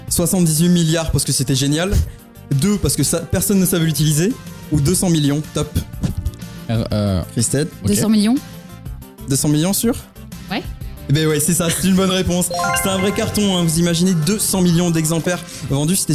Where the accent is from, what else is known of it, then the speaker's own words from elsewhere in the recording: Antibes, Provence-Alpes-Côte d'Azur, France; mon âge, 54 euh, ans, je viens d'Antibes